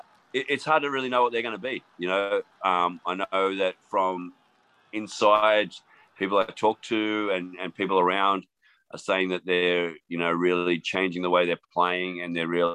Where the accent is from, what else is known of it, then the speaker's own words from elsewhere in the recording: Queanbeyan, New South Wales, Australia; Matty Gitto, a kid that I grew up with in Queanbeyan, Australia, so from the same hometown.